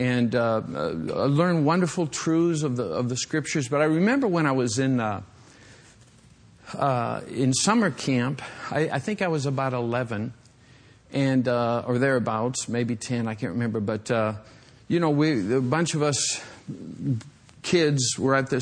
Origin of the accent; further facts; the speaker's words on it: western Michigan, United States; moved away; when I was a young boy growing up in Michigan